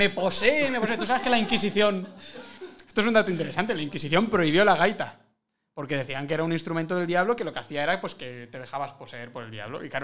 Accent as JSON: {"language": "Spanish", "region": "Galicia", "country": "Spain", "said": "me dio por la gaita. Claro, es que siendo gallego."}